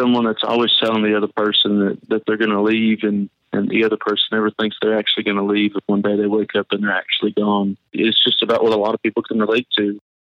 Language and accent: English; Abilene, Texas, United States; also born or lived in Beaumont, Texas / Spring Branch, Texas; I was born in Beaumont, Texas, and I've lived in Abilene, Texas my entire life